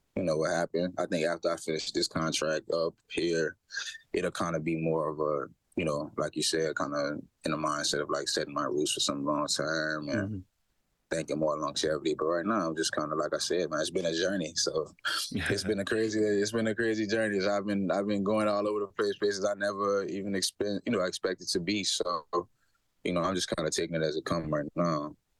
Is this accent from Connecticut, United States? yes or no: no; Louisiana, United States; moved away; also born or lived in Hamilton, Canada; I'm from Louisiana